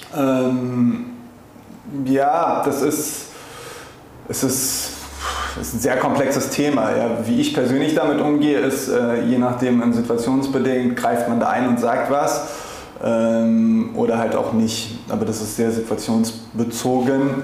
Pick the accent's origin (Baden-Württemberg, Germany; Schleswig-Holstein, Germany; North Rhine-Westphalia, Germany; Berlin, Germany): Berlin, Germany; moved away as an adult; now in Cape Town, South Africa; ich bin, wie gesagt, in Berlin multikulturell aufgewachsen